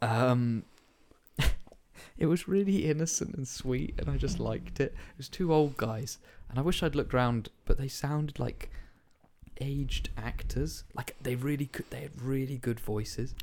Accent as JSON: {"language": "English", "country": "United Kingdom", "said": "I'm British"}